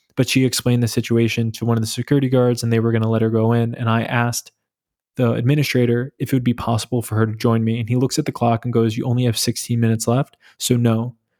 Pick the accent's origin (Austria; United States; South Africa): United States; New York; moved away as an adult; now in Berlin, Germany; I'm from New York. I moved to Berlin in April twenty twenty